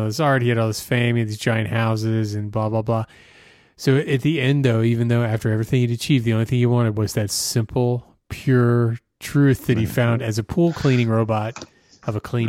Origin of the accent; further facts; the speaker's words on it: United States; I'm American, damn it.